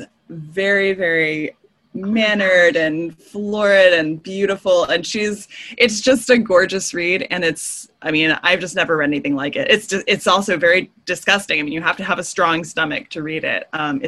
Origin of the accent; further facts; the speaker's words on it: Texas, United States; my home state